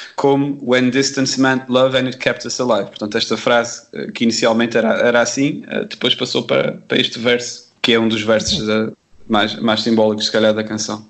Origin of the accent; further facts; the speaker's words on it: Terceira Island, Azores, Portugal; accent: Terceira; sou da Ilha Terceira que é uma ilha que, apesar de não ter o sotaque que é habitualmente chamado da açoriano, que normalmente as pessoas ligam isto a, a, a, ao sotaque Michelense também é uma ilha que também tem um sotaque forte.